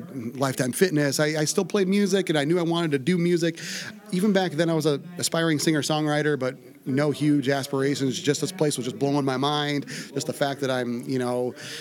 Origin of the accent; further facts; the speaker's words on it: Iowa, United States; moved away as an adult; now in White Bear Lake, United States; I grew up in Iowa, went to school in Iowa City.